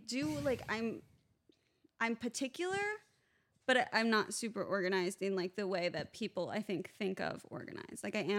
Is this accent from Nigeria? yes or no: no; Wheaton, Illinois, United States; moved away; I am from Wheaton, Illinois.